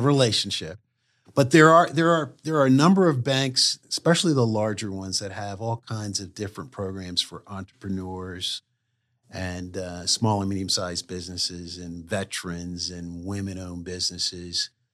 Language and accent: English; Wilmington, Delaware, United States; I grew up in Wilmington, Delaware